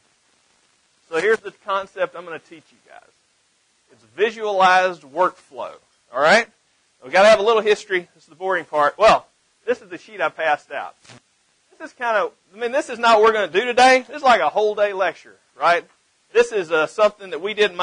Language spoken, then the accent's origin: English; the South, United States; accent: Southern; also born or lived in Mississippi; You can probably tell by my accent that I'm definitely from the South